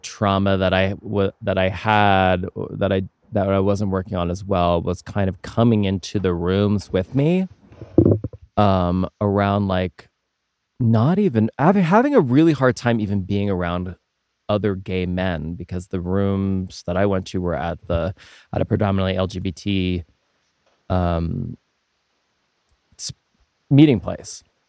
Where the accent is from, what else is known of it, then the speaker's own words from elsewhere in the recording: Pennsylvania, United States; I grew up in Pennsylvania and I went to college in Allentown